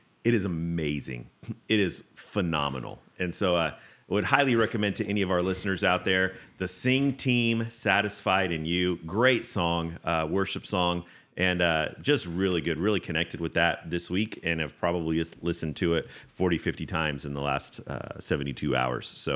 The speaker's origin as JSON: {"language": "English", "region": "West Coast", "country": "United States", "tie": "born or raised there", "moved": "yes", "lives_now": "East Tennessee, United States", "said": "I grew up on the West Coast"}